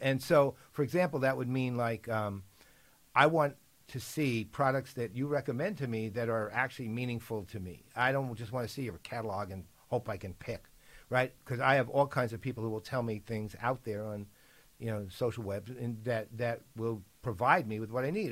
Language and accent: English; New York City, New York, United States; I'm a New Yorker